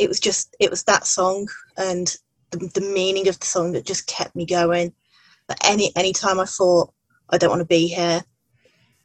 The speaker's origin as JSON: {"language": "English", "town": "Redditch", "region": "West Midlands", "country": "United Kingdom", "said": "I'm from Redditch in England, which is just south of Birmingham"}